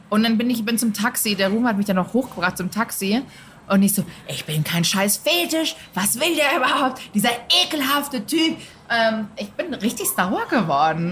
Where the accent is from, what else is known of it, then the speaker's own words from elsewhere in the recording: Munich, Bavaria, Germany; ich bin aus München